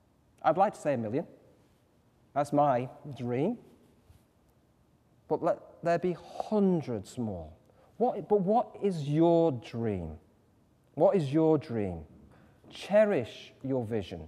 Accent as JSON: {"language": "English", "town": "Manchester", "region": "North West England", "country": "United Kingdom", "said": "I come from North Manchester. Think Coronation Street, if any of you have ever watched that. You know, kind of two up, two down, you know, kind of cobbled streets and all"}